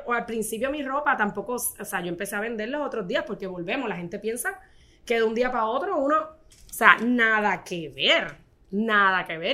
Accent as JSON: {"language": "Spanish", "town": "Corozal", "country": "Puerto Rico", "said": "yo soy de Corozal, ¿verdad? Este, y mi abuela crió cinco"}